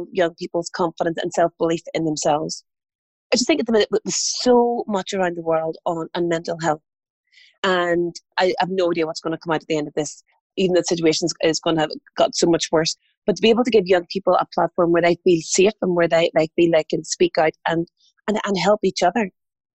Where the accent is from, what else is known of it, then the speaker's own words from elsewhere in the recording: Armagh, Northern Ireland, United Kingdom; moved away; I'm an only child and I grew up in Armagh.